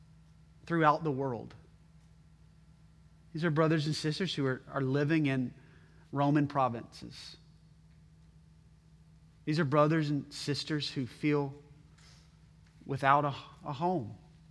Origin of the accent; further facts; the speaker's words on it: United States; I am grateful to God to be born and raised in this country.